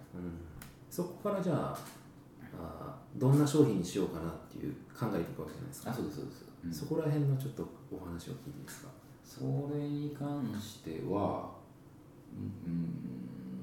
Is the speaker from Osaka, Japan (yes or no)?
yes; Higashiosaka, Osaka, Japan; 東大阪の町工場の3代目で、はい、えー、生まれ育ったんですね私は